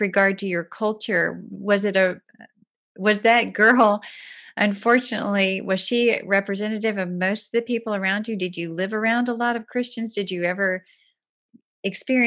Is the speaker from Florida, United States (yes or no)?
no; Atlanta, Georgia, United States; As someone from Atlanta